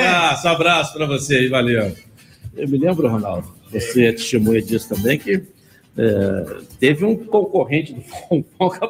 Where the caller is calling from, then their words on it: Rio de Janeiro, Brazil; Eu sou da Vila da Penha.